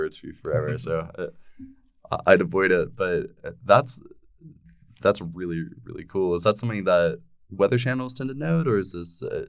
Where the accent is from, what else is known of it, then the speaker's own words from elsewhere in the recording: Asheville, North Carolina, United States; moved away; I'm from Asheville, North Carolina